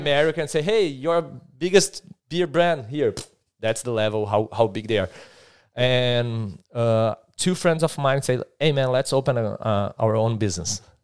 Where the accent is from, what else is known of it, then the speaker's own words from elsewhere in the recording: Brazil; moved away as an adult; now in Adelaide, Australia; I'm from Brazil. I've arrived here in, in Australia eight months ago now, right? in Adelaide.